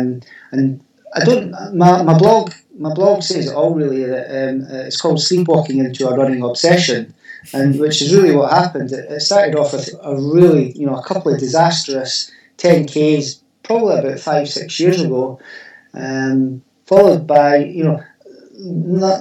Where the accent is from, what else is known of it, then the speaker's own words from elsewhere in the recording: South Queensferry, Scotland, United Kingdom; moved away as an adult; now in Fife, United Kingdom; Queensferry, which was my hometown